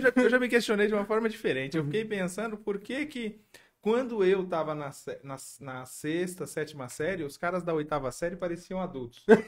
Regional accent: São Paulo, Brazil; eu nasci em São Paulo, né? Meus pais moravam, a gente morava lá.

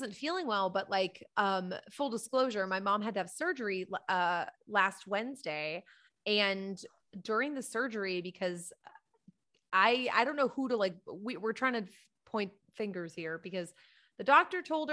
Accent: Boston, Massachusetts, United States; I'm from Boston

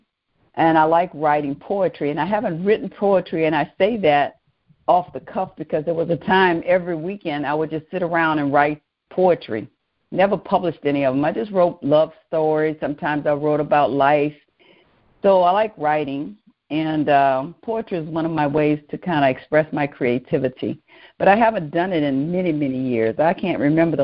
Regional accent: New Orleans, Louisiana, United States; I grew up in New Orleans, Louisiana

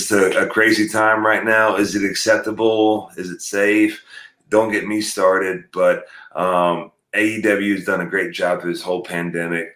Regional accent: Perry, Oklahoma, United States; also born or lived in North Dakota; I was born in North Dakota, but when I was 4 years old, my family moved to Perry, Oklahoma

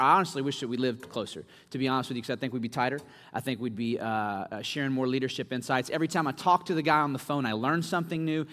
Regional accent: Winston-Salem, North Carolina, United States; moved away as an adult; now in Louisville, United States; I was actually raised in Winston Salem, North Carolina.

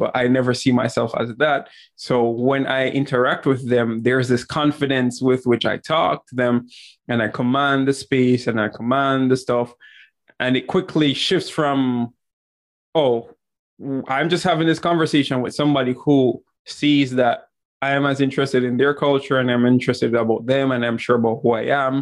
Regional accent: Jamaica; growing up in Jamaica

